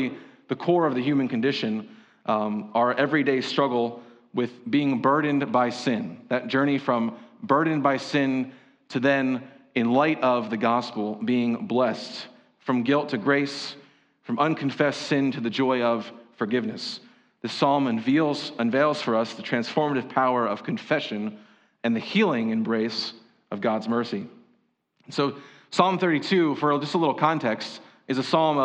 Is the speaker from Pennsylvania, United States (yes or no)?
yes; Berks County, Pennsylvania, United States; growing up in Berks County, hearing the phrase, if you ain't Dutch, you ain't much